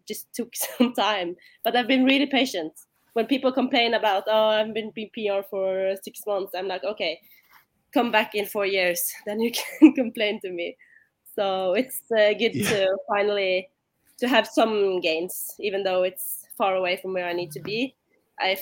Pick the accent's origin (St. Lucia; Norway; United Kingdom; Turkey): Norway; Bergen, Vestland; English is a second language; moved away as an adult; now in Oslo, Norway; My hometown is Bergen. It's on the other side of the country